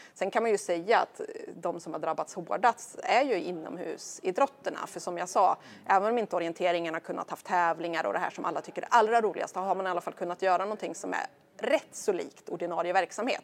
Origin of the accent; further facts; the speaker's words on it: Stigtomta, Södermanland, Sweden; now in Brösarp, Sweden; är ju glad sörmlänning och kommer från eh, det lilla samhället Stigtomta utanför Nyköping.